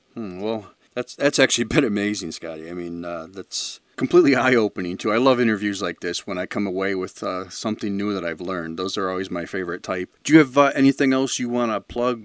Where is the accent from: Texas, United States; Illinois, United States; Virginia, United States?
Illinois, United States; Chicago; I'm from the Chicago area, born and raised out here.